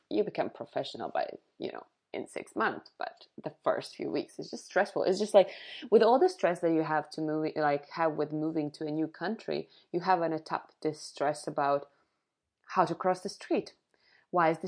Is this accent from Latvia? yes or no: yes; Vidzeme, Latvia; my favorite ones are now Ligatne and Cesis, which are really close to my hometown.